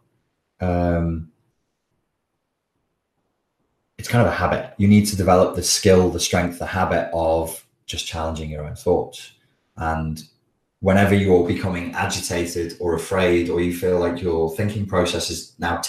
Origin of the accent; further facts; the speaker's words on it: the Wirral, North West England, United Kingdom; accent: Scouse; I'm from the Wirral, so we have an accent that is very influenced by the Liverpool accent. It's called Scouse